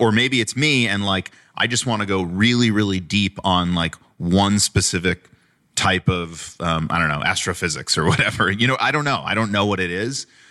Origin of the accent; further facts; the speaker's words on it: Long Island, New York, United States; I grew up on Long Island